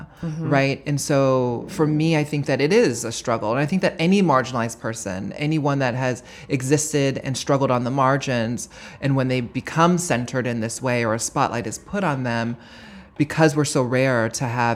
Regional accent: Honolulu, Hawaii, United States; moved away as an adult; now in New York, United States; my experience of growing up in Honolulu, Hawaii

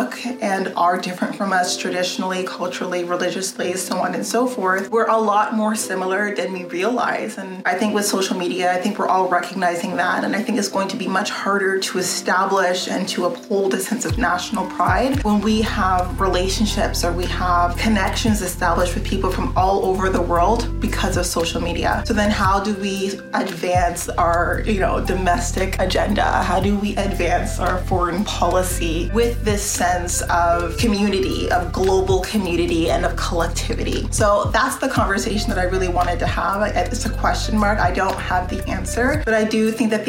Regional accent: Canada; my interests as a Canadian citizen

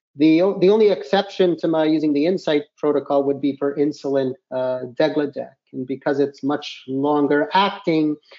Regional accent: Canada; I'm from Canada and I practice uh, diabetes in Canada

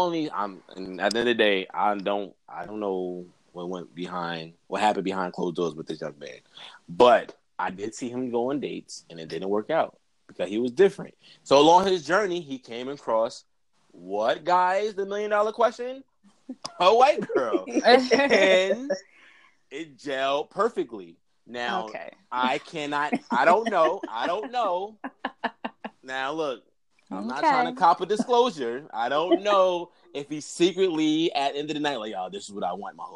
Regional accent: Orange, New Jersey, United States; we grew up in Orange

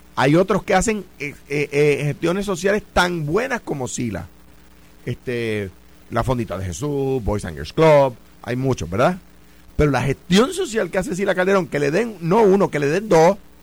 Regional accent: Puerto Rico; donde yo estoy ahora mismo en mi país

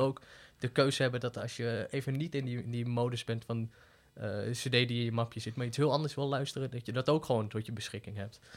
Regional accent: Deventer, Overijssel, Netherlands; moved away as an adult; also born or lived in Utrecht; Ik ben geboren en opgegroeid in Deventer

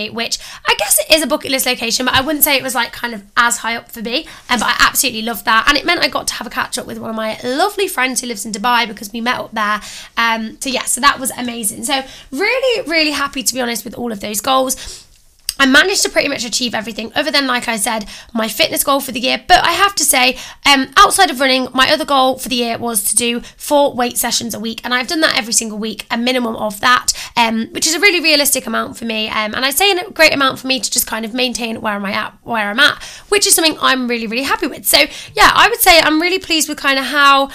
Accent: Coventry, West Midlands, United Kingdom; I'm from Coventry.

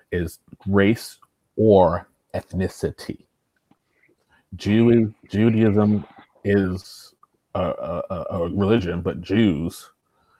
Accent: United States; as an American

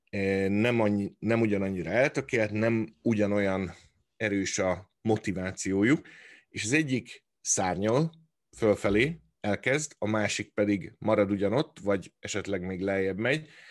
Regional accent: Hungary; moved away; ugyanabból a nemzetből, e, nőttünk ki, vagy származunk

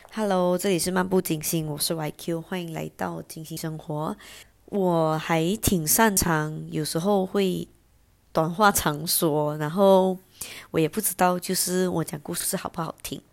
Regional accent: Johor Bahru, Johor, Malaysia; 我家附近有一个是 J B 这边最大的夜市

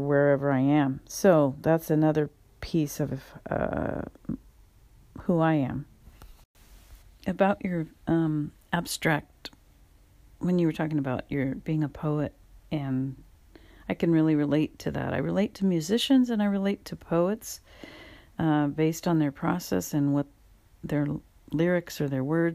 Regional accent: California, United States; also born or lived in Louisiana / San Francisco Bay Area; I'm from California. I'm in the San Francisco Bay Area. I've lived here most of my life. I've migrated up here from Southern California. with my parents

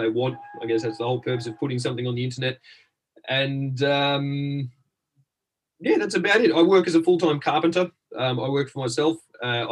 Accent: Australia; moved away as an adult; now in London, United Kingdom; I'm from Australia, but I live in the United Kingdom.

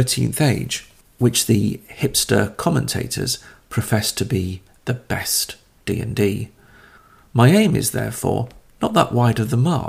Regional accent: Caithness, Scotland, United Kingdom; I was born up in Caithness, at the top of Scotland, which means really I'm made for mist, mizzle, rain, sleet, single-digit temperatures at best, and longing.

